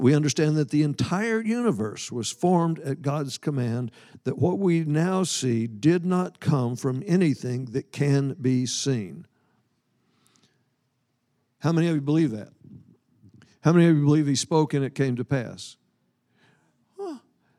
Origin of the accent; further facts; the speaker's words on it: Scotland, United Kingdom; I'm Scottish. I'm Scottish by birth. I'm Jewish by the new birth.